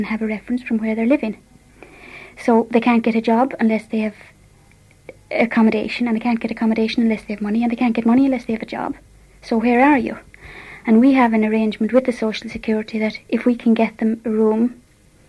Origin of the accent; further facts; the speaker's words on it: Ballinamore, Connacht, Ireland; now in London, United Kingdom; I come from Ballinamore, County Leitrim